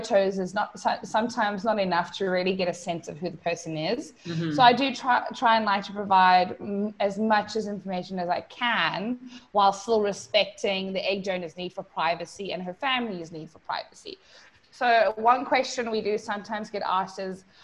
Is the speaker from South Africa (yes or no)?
yes; South Africa; now in Puerto Rico; I am originally from South Africa